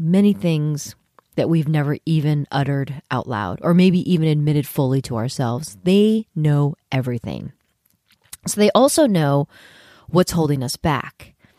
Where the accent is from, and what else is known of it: San Francisco Bay Area, California, United States; born or raised there; moved away as an adult; also born or lived in New York City